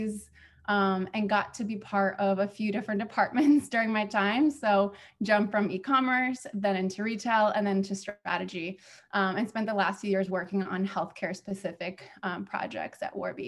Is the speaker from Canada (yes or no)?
no; Cleveland, Ohio, United States; also born or lived in Kazakhstan / Israel; When I was 6, we were granted asylum into the US, moved to Cleveland, Ohio from there.